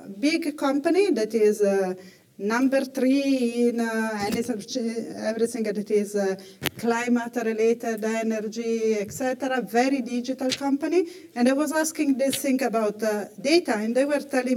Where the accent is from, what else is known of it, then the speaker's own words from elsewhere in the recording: Italy; I come from Italy